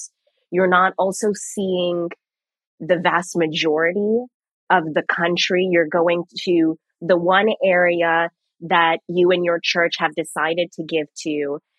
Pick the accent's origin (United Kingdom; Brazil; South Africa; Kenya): Kenya; growing up in Kenya, I would always be on like the receiving end of groups of predominantly white people coming into like Jomo Kenyatta Airport when like I'm coming to see my family